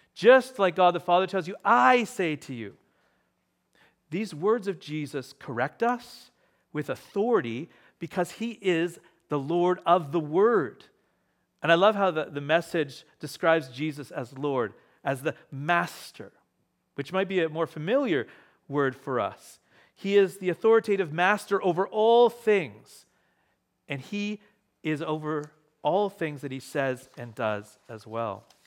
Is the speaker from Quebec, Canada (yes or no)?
no; Ontario, Canada; moved away; I grew up in Ontario